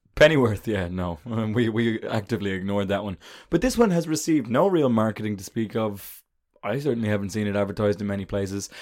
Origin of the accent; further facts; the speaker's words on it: Ireland; I'm an Irishman